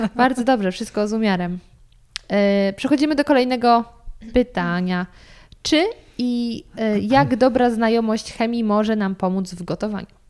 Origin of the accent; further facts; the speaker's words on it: Lower Silesian Voivodeship, Poland; ja też pochodzę z Dolnego Śląska